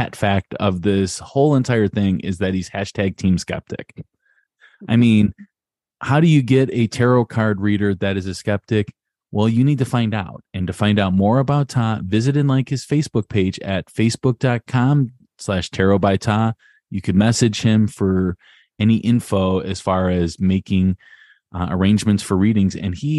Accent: Chicago, Illinois, United States; I'm a Southside Chicago boy

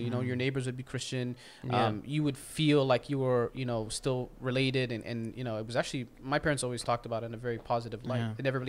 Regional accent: Canada; This is just kind of my background. I mean, for me, I'm a Canadian Muslim.

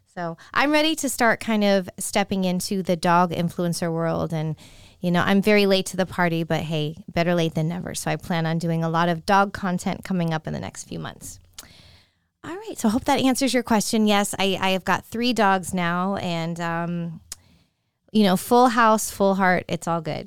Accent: San Francisco, California, United States; I do like the San Francisco forty-niners a lot because they're, you know, my hometown.

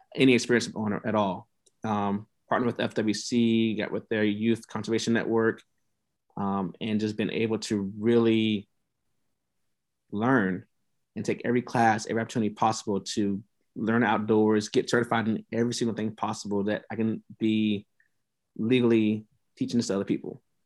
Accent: Tampa, Florida, United States; moved away as an adult; also born or lived in Nebraska; I'm from Tampa Bay

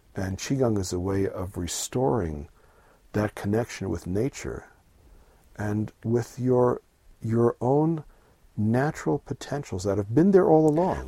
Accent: New York City, New York, United States; I grew up in New York City

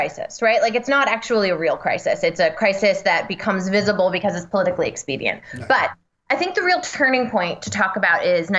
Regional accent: Reading, Pennsylvania, United States; I'm from Redding.

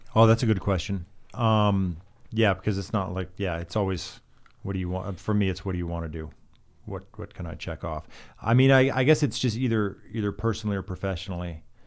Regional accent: Alaska, United States; now in Los Angeles, United States; I'm from Alaska

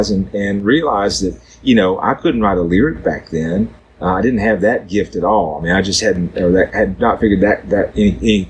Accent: Southeast Missouri, United States; moved away; also born or lived in Nashville; growing up in Southeast Missouri, it was in a very musical family

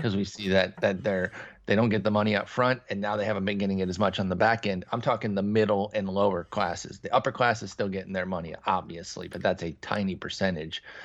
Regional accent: Midwest, United States; now in Texas, United States; I grew up in the Midwest. I now live in Texas

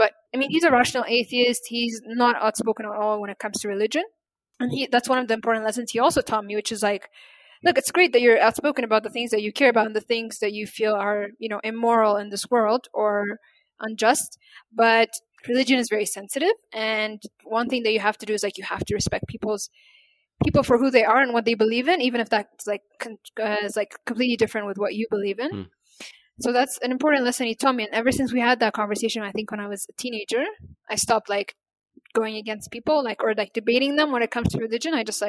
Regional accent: Ethiopia; first language Amharic; English is a second language; And that means girls or women in my native language, Amharic.

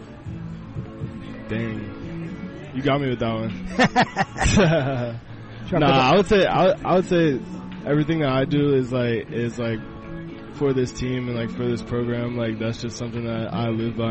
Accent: New Orleans, Louisiana, United States; moved away; I'm from New Orleans

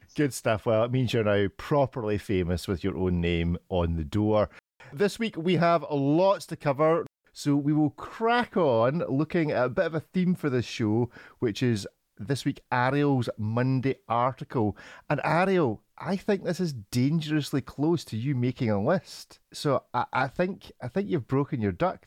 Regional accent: Scotland, United Kingdom; I'm Scottish

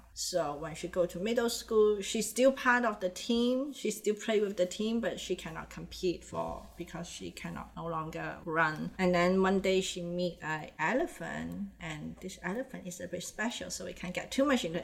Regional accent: Hong Kong; accent: mix of Indonesian, Mandarin, Cantonese accent; English is a second language; now in North America; growing up in a Chinese society with family has a strong Indonesian influence

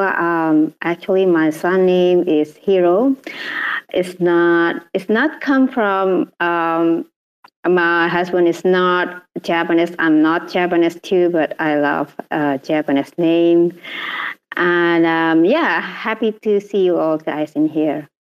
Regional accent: Indonesia; I'm from Indonesia

